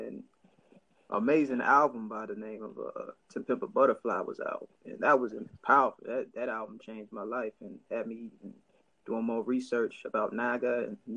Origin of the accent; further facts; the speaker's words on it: Middletown, Ohio, United States; also born or lived in Oklahoma; I'm born and raised in uh, Middletown, Ohio. I was born in Middletown.